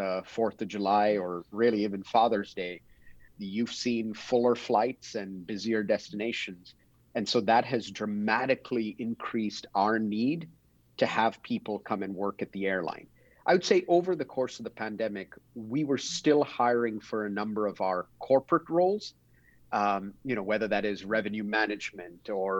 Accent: Dubai, United Arab Emirates; I grew up in Dubai in the United Arab Emirates. My parents had moved there from India many, many decades ago.

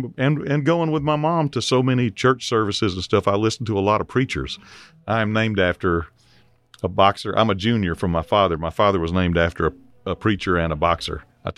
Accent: Mississippi, United States; I had to go across the state line to get to a doctor's office from my hometown in Mississippi.

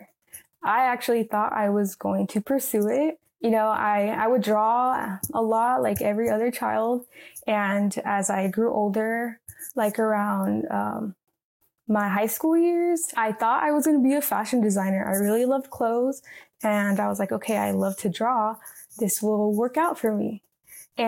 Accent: Santa Ana, California, United States; I grew up in the city of Santa Ana

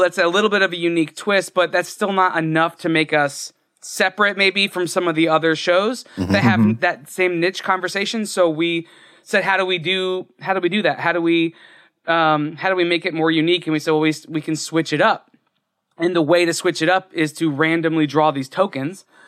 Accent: Florida, United States; I grew up in Florida, so D- Disney was an hour and a half away

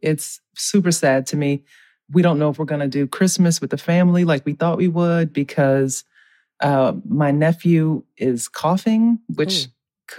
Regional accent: New Orleans, Louisiana, United States; I'm from New Orleans where seafood is fresh.

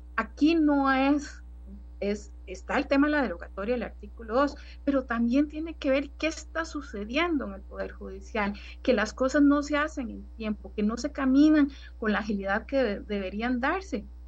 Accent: Costa Rica; como costarricense

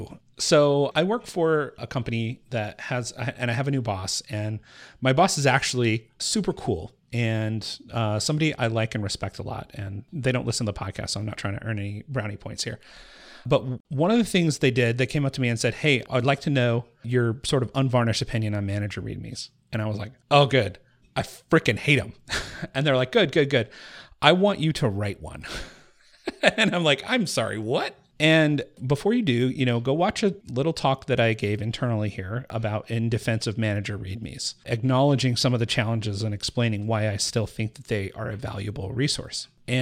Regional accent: Appalachia, United States; born there; Well, I was born in the Appalachian Hills

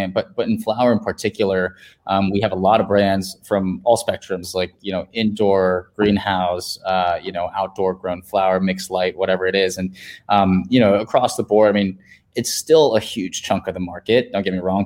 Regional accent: Virginia, United States; now in San Francisco, United States; home state in Virginia

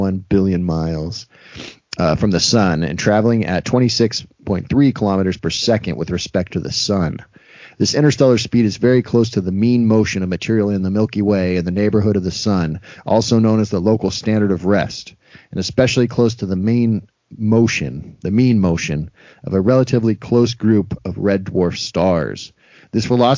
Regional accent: United States; my American brain

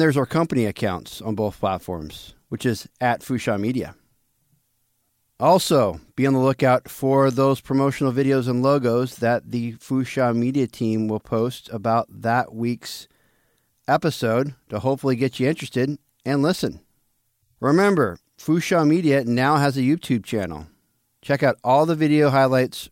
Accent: Seattle, Washington, United States; Growing up in Seattle in the 1990s

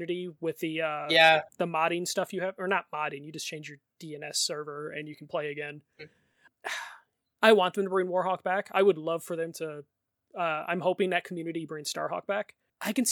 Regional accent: Chicago, Illinois, United States; accent: Chicago; My Chicago accent

